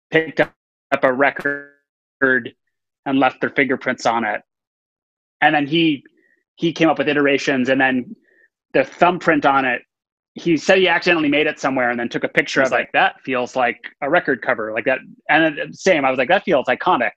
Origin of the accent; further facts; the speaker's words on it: Texas, United States; I was born, I grew up in Texas